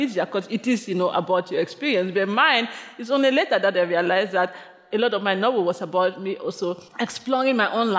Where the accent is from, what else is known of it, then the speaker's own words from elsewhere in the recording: Limbe, Southwest Region, Cameroon; moved away as an adult; now in New York City, United States; my childhood in Cameroon